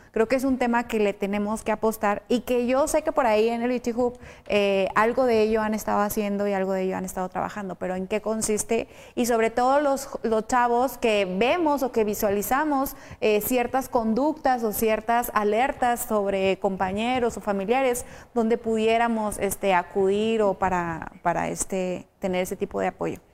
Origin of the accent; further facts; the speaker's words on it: Chihuahua, Mexico; yo soy de Chihuahua y siempre he estado en Chihuahua